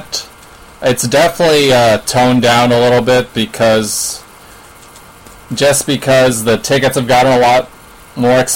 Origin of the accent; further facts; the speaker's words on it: East Bay, California, United States; I'm from the East Bay, and I've spent a lot of time at Oracle.